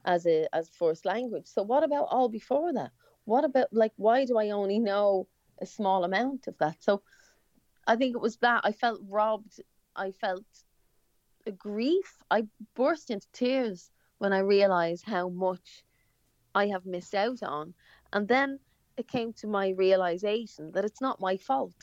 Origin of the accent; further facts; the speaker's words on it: Ireland; first language English; we're Irish, but I actually I don't speak Irish